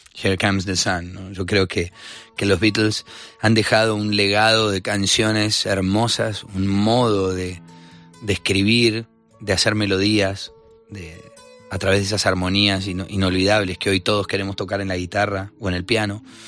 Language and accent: Spanish; Argentina; Que también crecí Vos sabés que en Argentina hay una influencia del rock y del pop muy grande